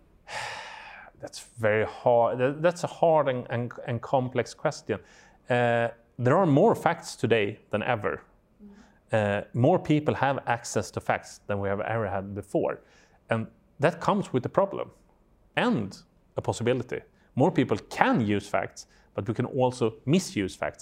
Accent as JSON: {"language": "English", "country": "Sweden", "said": "I'm from Sweden"}